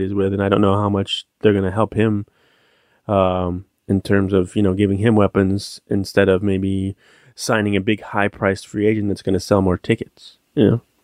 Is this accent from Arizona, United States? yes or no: no; San Diego, California, United States; I'm from San Diego and people down here